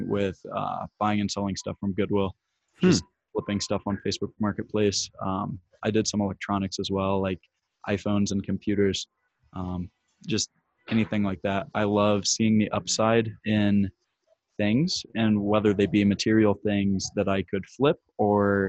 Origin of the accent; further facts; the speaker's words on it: Indiana, United States; I'm from Indiana, and Chicago's about 3 hours away from me.